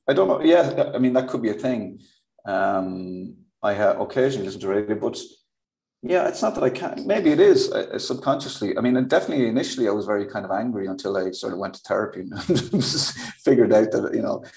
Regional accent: Kildare, Leinster, Ireland; I'm from Kildare. So it was just me probably doing my own accent

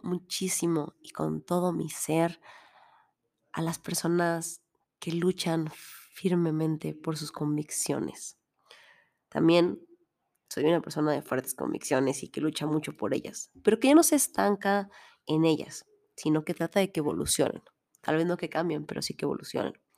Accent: Mexico; Soy mexicana

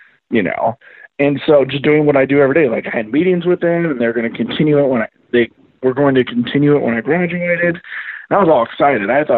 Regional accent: Pleasant Plains, Illinois, United States; I'm from Pleasant Plains. So I'm near Springfield

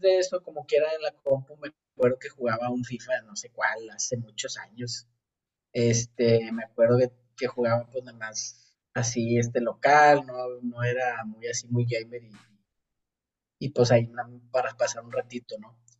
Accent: Monterrey, Nuevo León, Mexico; moved away as an adult; now in Austria; soy de Monterrey, me vine a Austria hace un año y medio

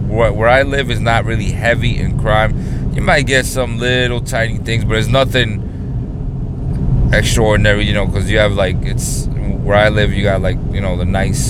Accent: New York City, New York, United States; I grew up in the hood. I grew up in New York City

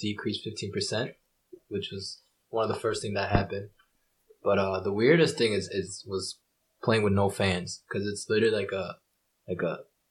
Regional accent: Japan; As a Japanese, like, they don't think Asian people can pronounce R's.

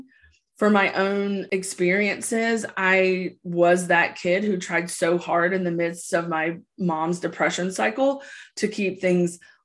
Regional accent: the South, United States; growing up in the South

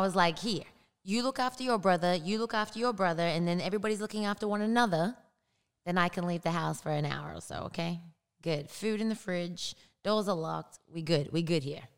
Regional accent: Australia; moved away as an adult; now in United States; grew up there. I didn't move to the United States until I was 23.

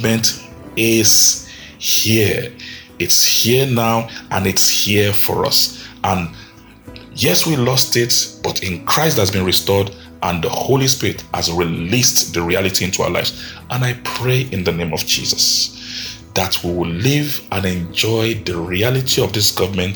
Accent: Nigeria; I live in Nigeria, I'm a Nigerian.

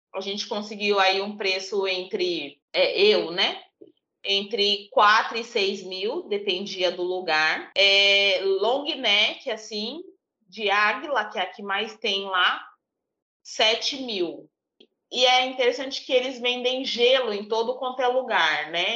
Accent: São Paulo, Brazil; eu cresci num bairro, eu cresci em Tiradentes, né? É um bairro de alta periferia em São Paulo

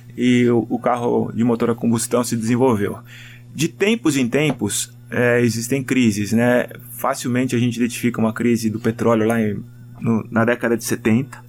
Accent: Brazil; como brasileiro

